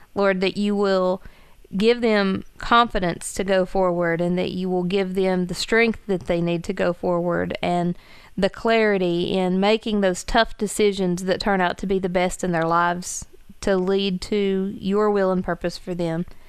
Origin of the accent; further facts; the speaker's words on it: Gilbert, United States; moved away as an adult; now in Logan; it's my hometown